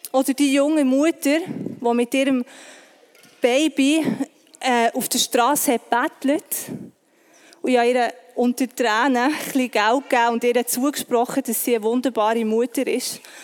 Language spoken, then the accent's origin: German; Bern, Switzerland; Ich bin im Breitsch aufgewachsen